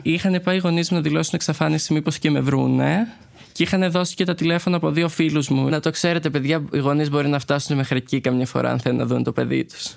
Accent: Crete, Greece; moved away as an adult; now in Athens, Greece; Εγώ είμαι ένα παιδί από την Κρήτη. Έχω μεγαλώσει σε μια αρκετά κλειστή κοινωνία

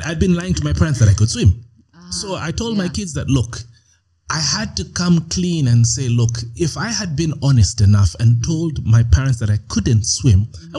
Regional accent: Canada; but I grew up in Canada, and in my class there were only two. Africans or dark skinned guys.

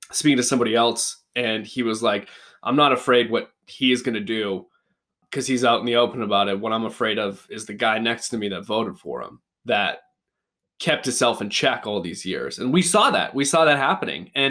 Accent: Canada; also born or lived in Edmonton; I'm a Canadian

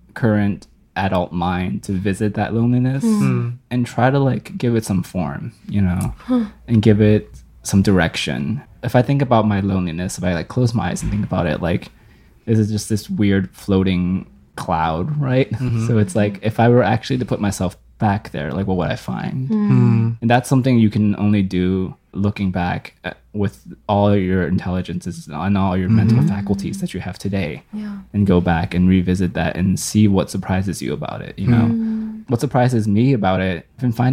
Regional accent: Fredericksburg, Virginia, United States; I grew up in Fredericksburg, Virginia

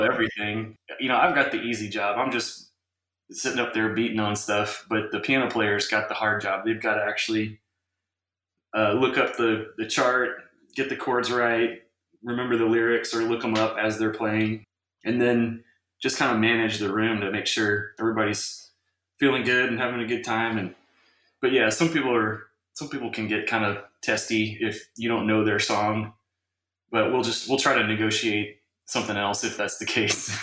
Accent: Round Rock, Texas, United States; Round Rock is just north of that, and that's where I went to high school and kind of grew up as a kid

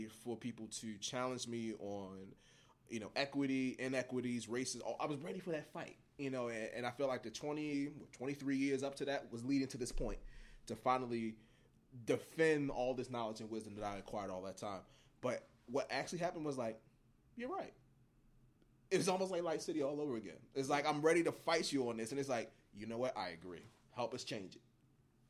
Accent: Baltimore, Maryland, United States; what used to be Francis Scott Key Hospital, Hopkins Baby now, where I was born. So this dynamic of my city, my hometown, the place that I love

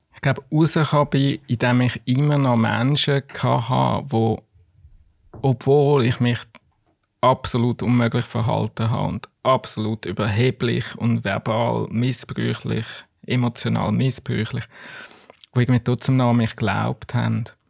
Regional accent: Switzerland; als Schweizer

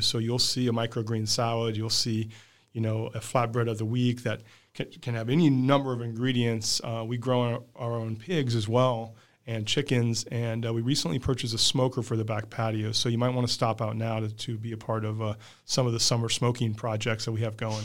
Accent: Midwest, United States; now in San Diego, United States; I'm from the Midwest

